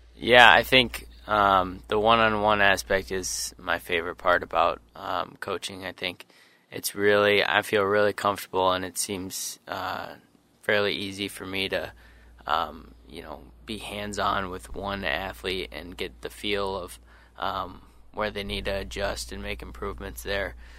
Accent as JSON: {"language": "English", "town": "Sioux Falls", "region": "South Dakota", "country": "United States", "moved": "as an adult", "lives_now": "Eau Claire, United States", "said": "I'm from Sioux Falls, South Dakota"}